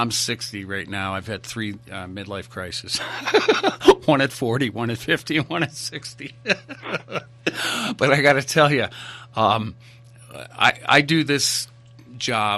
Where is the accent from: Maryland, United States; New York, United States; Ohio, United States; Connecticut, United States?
Connecticut, United States; moved away as an adult; also born or lived in San Diego; now in Idaho, United States; I came out here from the East Coast 25 years ago, grew up in Connecticut